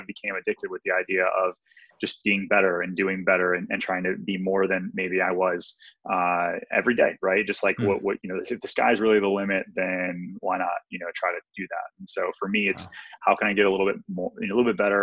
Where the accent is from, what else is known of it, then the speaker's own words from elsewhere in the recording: Detroit, Michigan, United States; I grew up in Detroit, Michigan